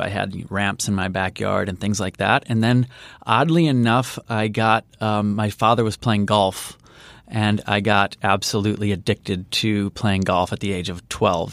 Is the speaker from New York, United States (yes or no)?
no; Chicago, Illinois, United States; grew up on the south side of Chicago, so in the suburbs